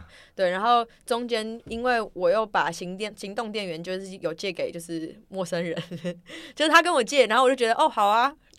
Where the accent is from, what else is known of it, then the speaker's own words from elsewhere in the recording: Taiwan; 我是从台湾来